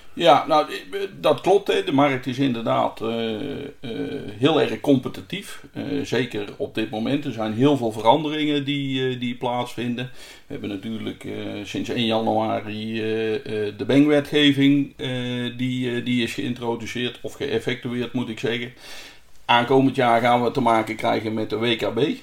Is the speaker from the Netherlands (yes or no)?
yes; central Netherlands, Netherlands; ik kom zelf uit Midden-Nederland